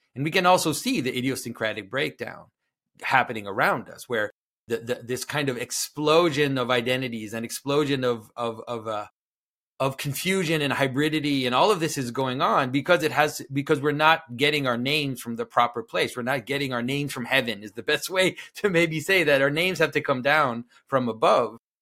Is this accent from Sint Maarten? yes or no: no; Canada; first language French; English is a second language; I am from Canada. I'm from French-speaking Canada. French is actually my first language